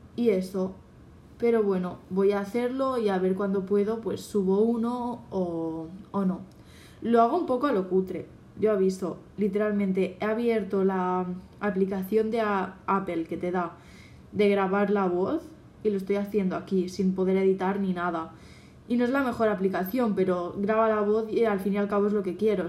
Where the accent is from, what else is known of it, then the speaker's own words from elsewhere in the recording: Catalonia, Spain; soy catalana, bueno, en Cataluña